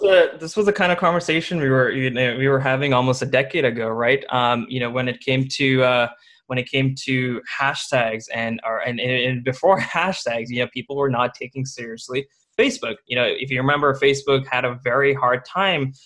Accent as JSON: {"language": "English", "country": "India", "tie": "born or raised there", "moved": "yes", "said": "I was born in India"}